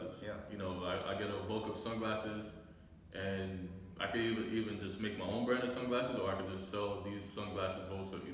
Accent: New York, United States; being from New York

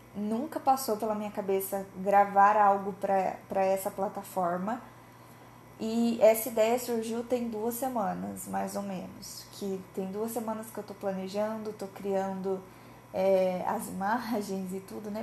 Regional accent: Cianorte, Paraná, Brazil; now in Maringá, Brazil; Eu sou de Cianorte, no interior do Paraná, é minha cidade natal, porém, desde 2018 eu me mudei para Maringá, que também é no Paraná

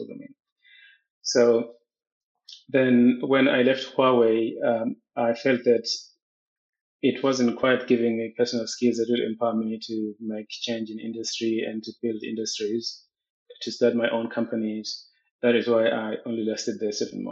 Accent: Eswatini; moved away as an adult; now in South Africa; I grew up in Swaziland. Swaziland is my home

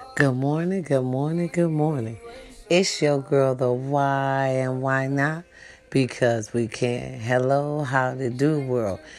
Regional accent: Wisconsin, United States; now in California, United States; Wisconsin. Babe, I was born out there

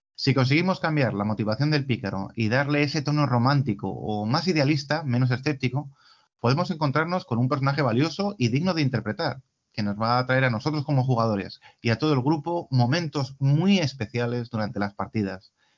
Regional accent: Spain; en nuestro caso como españoles

